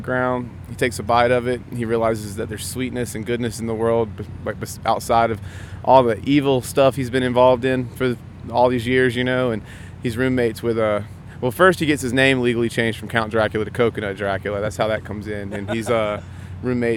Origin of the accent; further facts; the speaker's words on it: South Carolina, United States; We're from South Carolina